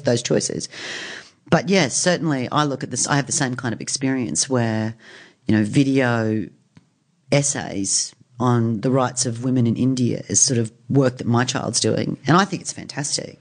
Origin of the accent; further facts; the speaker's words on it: Brisbane, Queensland, Australia; moved away as an adult; also born or lived in United States; I grew up in Queensland